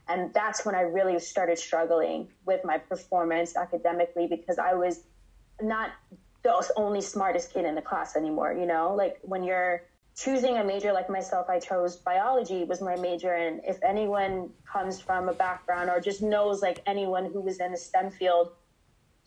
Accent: United States; I am first generation American. So my family is from West Africa, Ghana specifically.

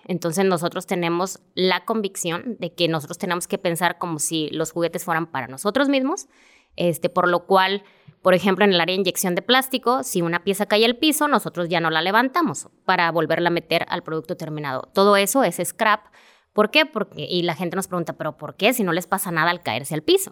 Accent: Monterrey, Nuevo León, Mexico; yo soy originaria de Monterrey

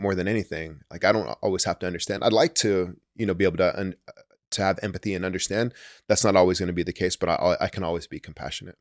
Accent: Santa Cruz, California, United States; also born or lived in Chicago; I grew up in Santa Cruz

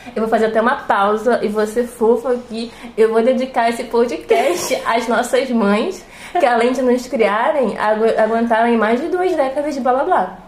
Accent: Rio de Janeiro, Brazil; Eu tenho 22 anos, eu sou carioca

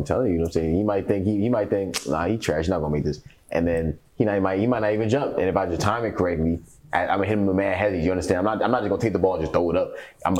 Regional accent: New York, United States; I'm from New York.

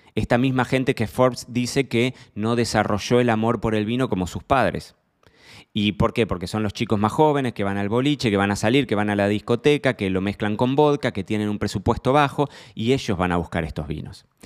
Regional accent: Argentina; now in Marbella, Spain; Soy argentino, pero vivo en Marbella.

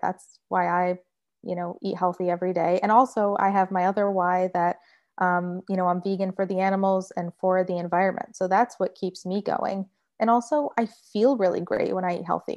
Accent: Michigan, United States; now in Florida, United States; I grew up in Michigan

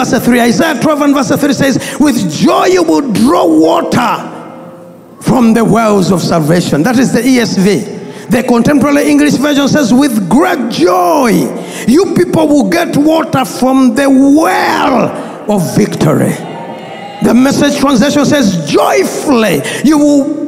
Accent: Bweyogerere, Central Region, Uganda; Growing up, I grew up in Bweyogerere

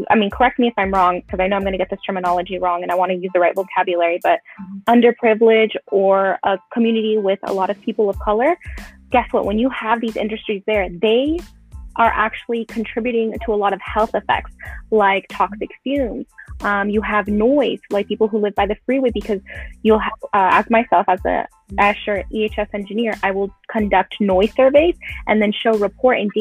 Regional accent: Los Angeles, California, United States; I grew up in Pacoima, you know, a lot of large Hispanic community

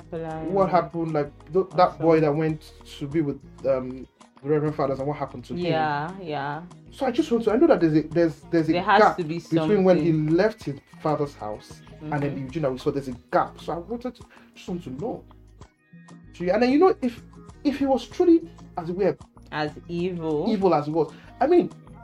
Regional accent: Kano, Kano State, Nigeria; moved away; I grew up in Kano.

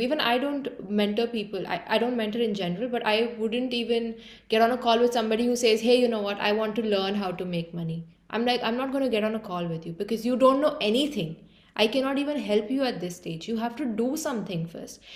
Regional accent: Mumbai, Maharashtra, India; moved away as an adult; also born or lived in Dublin, Ireland; I'm from Mumbai, India, and I did uh, like most of my schooling there

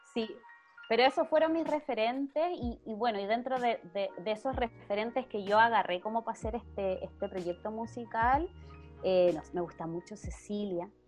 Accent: Melipilla, Santiago Metropolitan Region, Chile; nosotros somos de acá de Melipilla

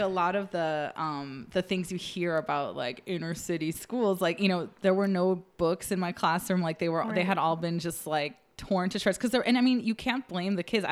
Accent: Chicago, Illinois, United States; moved away as an adult; now in Los Angeles, United States; I'm from Chicago

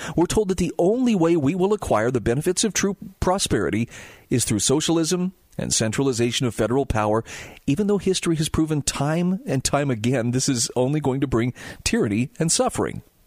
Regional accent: Utah, United States; here in my home state of Utah

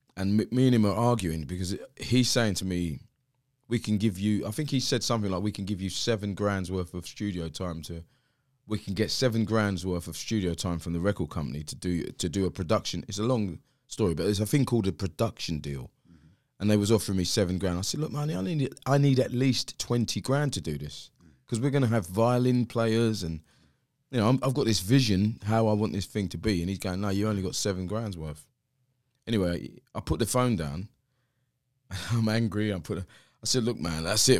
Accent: London, United Kingdom; I'm from South East London, place called Greenwich.

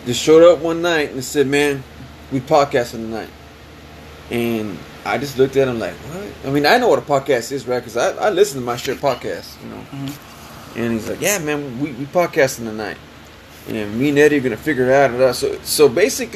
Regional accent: Freer, Texas, United States; also born or lived in San Antonio, Texas; I'm from Freer. Was born in SD. I've been here. I graduated here, played football

